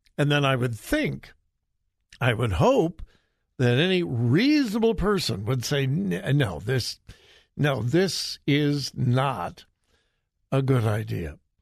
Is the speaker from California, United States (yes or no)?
yes; Southern California, United States; now in Ohio, United States; I am from Southern California